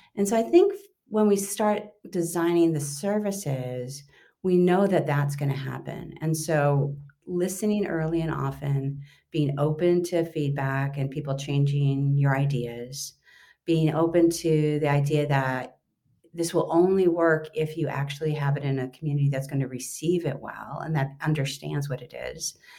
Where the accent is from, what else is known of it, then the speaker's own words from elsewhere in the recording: Los Angeles, California, United States; moved away as an adult; it led me back to my hometown. So I've been working for the last five years for Mayor Eric Garcetti here in Los Angeles